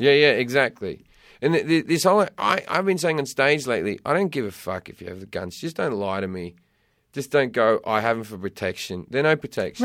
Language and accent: English; Australia; also born or lived in London; now in California, United States; growing up in Australia and then living in London